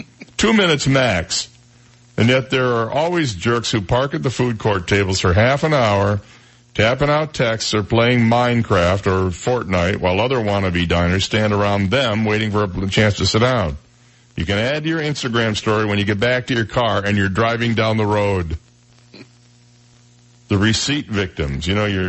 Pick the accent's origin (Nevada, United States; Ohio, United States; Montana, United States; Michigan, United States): Michigan, United States; One of them was my home state of Michigan.